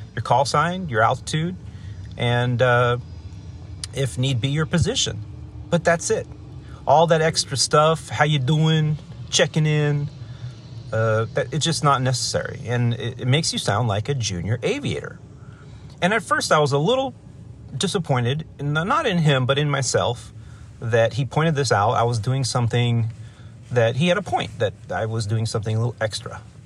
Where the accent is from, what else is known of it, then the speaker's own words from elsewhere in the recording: Los Angeles, California, United States; also born or lived in Chicago; I was very excited to be based in my hometown